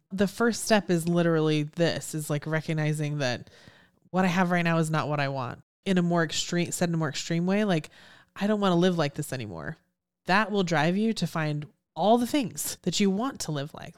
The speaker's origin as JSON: {"language": "English", "town": "Houston", "region": "Texas", "country": "United States", "said": "I'm from Houston. I was here when Enron went belly up"}